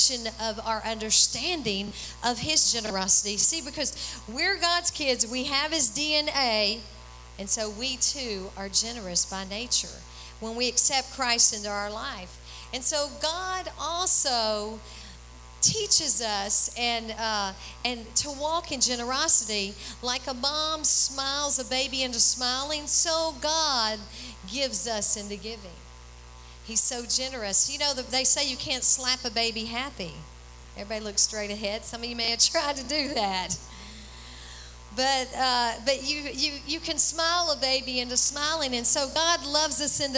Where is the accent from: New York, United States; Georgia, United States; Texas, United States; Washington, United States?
Texas, United States; we're from Texas